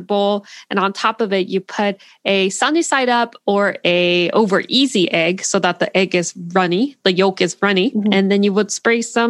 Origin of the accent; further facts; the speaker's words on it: Seoul, South Korea; English is a second language; moved away as an adult; now in United States; I was born in Korea. I lived in the U.S. from 5 to 8, but since then, since I was 8, I lived in Korea until college.